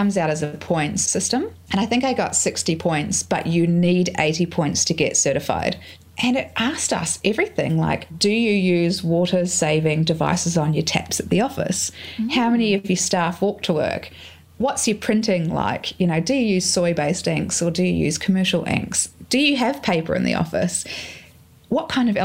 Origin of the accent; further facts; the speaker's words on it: New Zealand; now in Australia; I grew up in New Zealand beside a lake.